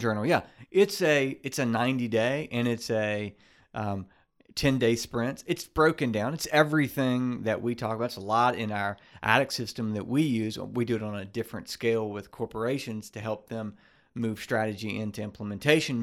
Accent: Baton Rouge, Louisiana, United States; grew up in Baton Rouge, grew up with in Baton Rouge

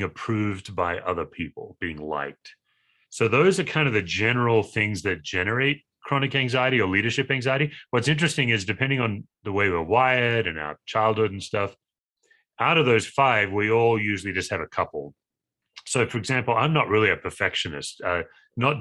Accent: Australia; now in Broomfield, United States; I'm an Aussie by species, but I live in the United States.

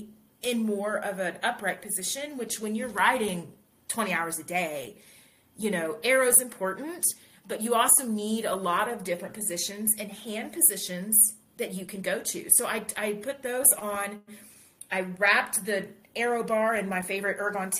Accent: United States; also born or lived in Colorado; I'm American

